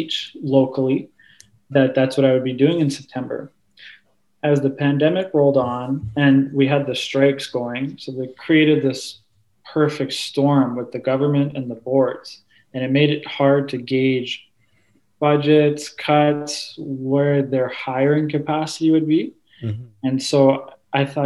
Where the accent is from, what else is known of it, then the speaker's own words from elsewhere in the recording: Thunder Bay, Ontario, Canada; I'm from Thunder Bay, Ontario. I'm still in Thunder Bay at home right now